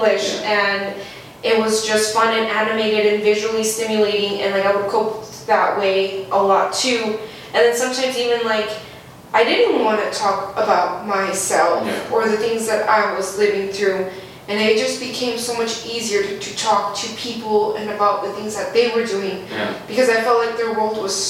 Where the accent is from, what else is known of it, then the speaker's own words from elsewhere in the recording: Las Cruces, New Mexico, United States; Love for my hometown.